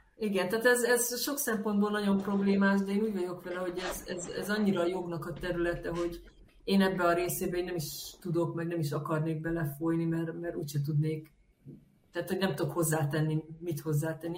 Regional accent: Hungary; én, mint magyar ember

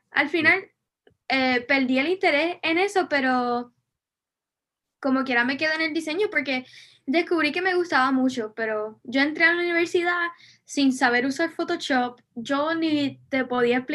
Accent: Vega Baja, Puerto Rico; Sí, pues yo soy de Vega Baja, pero no viví aquí toda mi vida. Me mudé a Puerto Rico a los siete años porque mi papá es militar y pues moved around un poquito hasta tenía siete años

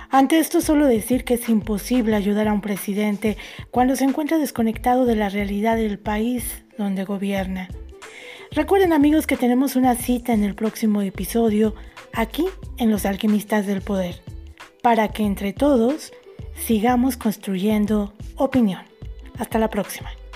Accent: Mexico; Tú viviste en México, sabes perfectamente cómo se maneja la sociedad en mi país

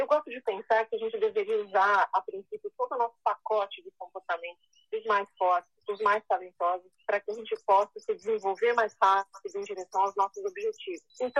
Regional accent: Brazil; é brasileira, branca, branca, loira

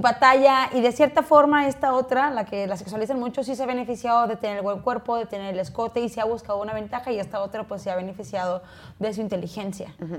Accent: Chihuahua, Mexico; yo no soy de rancho, pero mi familia, sus orígenes pues sí es de rancho, soy, de Chihuahua

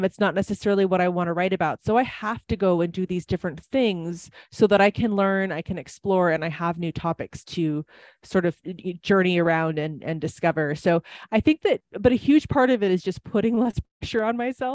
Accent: Wisconsin, United States; accent: Wisconsin; now in Nevada, United States; I lived in Wisconsin for a very long time. People might be able to tell that from my accent

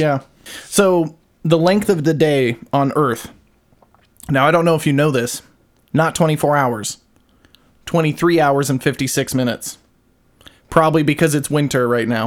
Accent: Juab County, Utah, United States; I grew up in Juab County

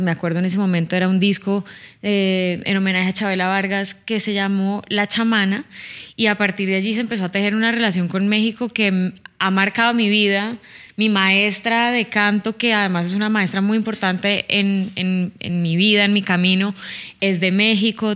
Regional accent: Cali, Valle del Cauca, Colombia; now in Bogotá, Colombia; Yo no soy de Bogotá, yo soy de Cali, ajá, yo soy de Cali

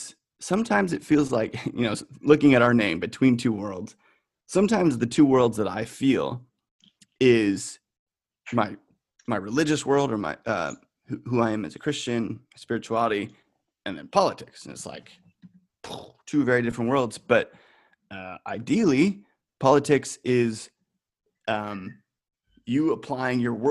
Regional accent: United States; I'm the American on this right now

